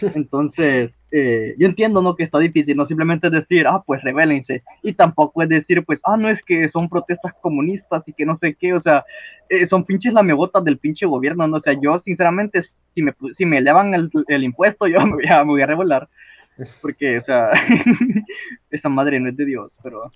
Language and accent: Spanish; Honduras; yo como hondureño que vivo en el pinche país más surrealista del mundo